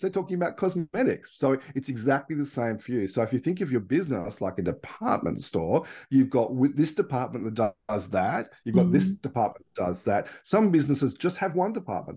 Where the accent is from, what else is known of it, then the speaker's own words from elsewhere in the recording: Australia; accent: Australian; also born or lived in Melbourne, Victoria / Palm Cove, Queensland; I'm Australian.